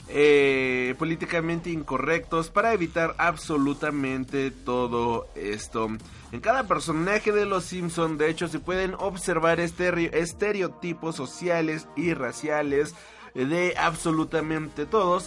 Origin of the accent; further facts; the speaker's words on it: Mexico; a mí como mexicano